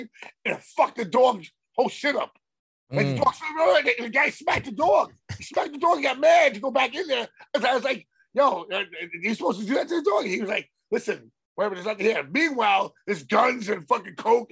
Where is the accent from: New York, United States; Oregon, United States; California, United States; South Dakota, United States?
New York, United States; I'm from New York